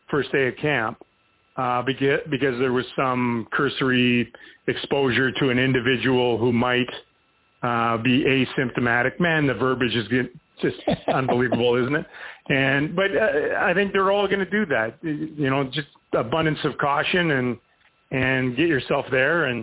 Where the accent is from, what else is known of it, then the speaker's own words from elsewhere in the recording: Canada; moved away as an adult; now in United States; I can't get out of jury duty anymore by saying I'm Canadian.